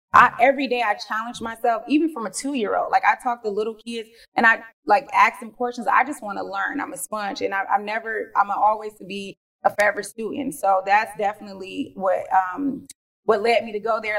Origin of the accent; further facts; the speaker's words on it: Detroit, Michigan, United States; born and raised in Detroit, Michigan, cold Detroit.